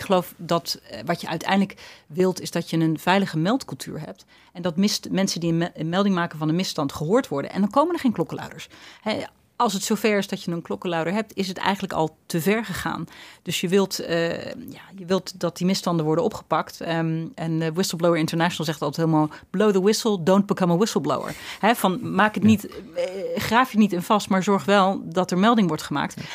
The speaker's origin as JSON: {"language": "Dutch", "country": "Netherlands", "said": "ik ben natuurlijk ook een trotse Nederlander en dol op mijn land"}